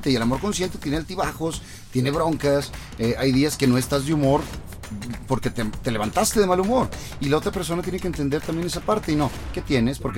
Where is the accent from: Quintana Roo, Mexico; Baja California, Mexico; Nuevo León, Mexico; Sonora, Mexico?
Nuevo León, Mexico; Monterrey; accent: regio; vamos a la Ciudad de México y más lo marcamos para que se note que somos regios.